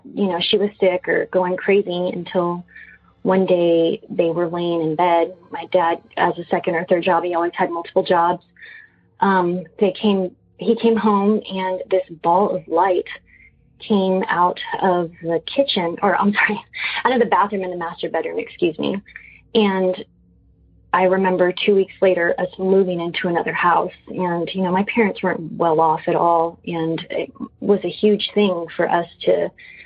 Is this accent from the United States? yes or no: yes; San Antonio, Texas, United States; now in Austin, United States; a house that I grew up in San Antonio. We moved there when I was 5 years old